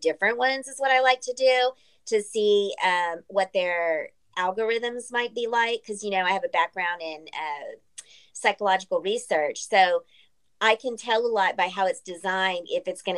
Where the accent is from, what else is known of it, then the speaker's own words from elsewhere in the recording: San Antonio, Texas, United States; I'm from San Antonio.